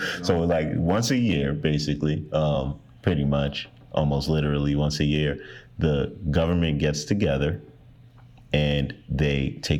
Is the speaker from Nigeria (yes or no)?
yes; Nigeria; Even myself, I'm Nigerian, but like, I never, you know, did it in that Starboy whiskey.